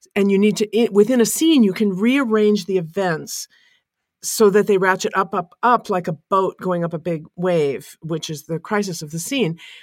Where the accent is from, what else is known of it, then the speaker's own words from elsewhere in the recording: American on the West Coast, United States; as an American on the West Coast in a big city